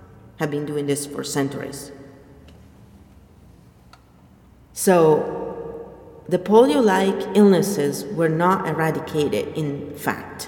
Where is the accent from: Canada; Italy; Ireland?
Italy; I am from Italy